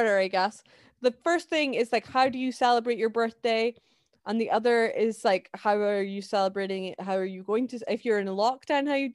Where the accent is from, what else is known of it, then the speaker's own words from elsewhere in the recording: Scotland, United Kingdom; I really like being Scottish and I love my like nationality